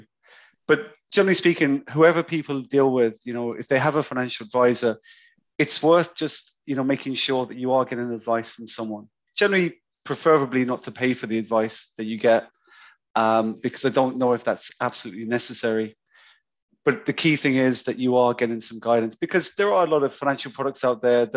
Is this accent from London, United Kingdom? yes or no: yes; London, United Kingdom; moved away as an adult; also born or lived in Cyprus; now in Cork, Ireland; I grew up in London.